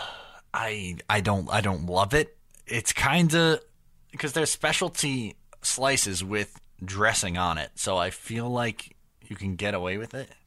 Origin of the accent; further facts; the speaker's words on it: New York, United States; me and every other New Yorker